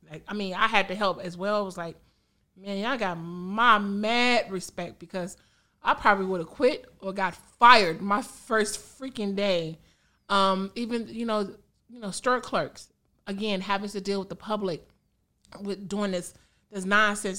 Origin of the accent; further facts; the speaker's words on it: Country Club Hills, Illinois, United States; also born or lived in Phoenix, Illinois / Harvey, Illinois; I'm from that hood. I'm from Country Club Hills